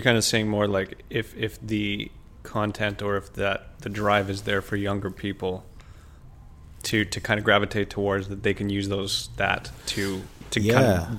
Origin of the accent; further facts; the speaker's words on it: Canada; As a Canadian artist, whatever that means, right?